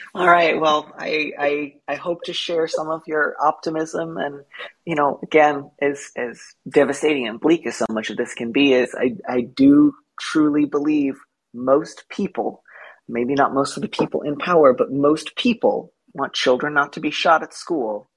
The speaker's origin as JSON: {"language": "English", "region": "California", "country": "United States", "tie": "born or raised there", "also_born_or_lived": "Midwest", "said": "I grew up partly in California, partly in the Midwest."}